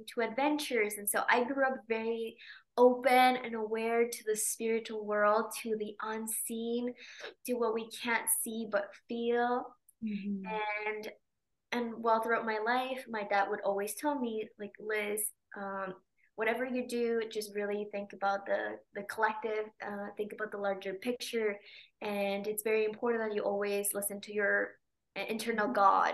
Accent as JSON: {"language": "English", "region": "Mexico City", "country": "Mexico", "tie": "born or raised there", "moved": "as an adult", "said": "I was born in Mexico City, and that's where I grew up until I was 19"}